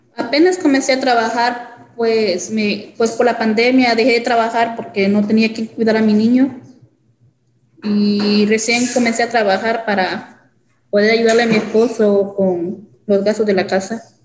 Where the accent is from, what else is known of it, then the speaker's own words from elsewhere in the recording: El Salvador; now in Jefferson City, United States; Soy del El Salvador